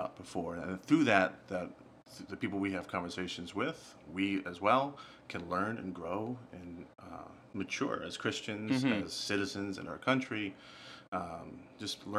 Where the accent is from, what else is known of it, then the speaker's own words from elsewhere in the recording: United States; we're American